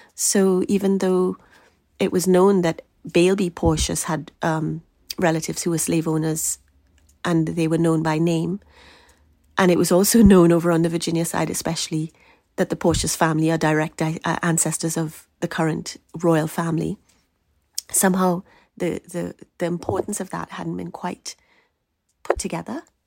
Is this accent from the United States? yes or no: no; Trinidad & Tobago; I grew up in Trinidad